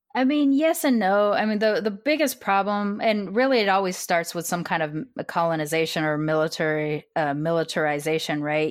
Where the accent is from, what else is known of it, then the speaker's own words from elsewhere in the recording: California, United States; also born or lived in Austin, Texas; that term followed them all the way to Riverside, California, which is where they planted here, and so I'm a Californian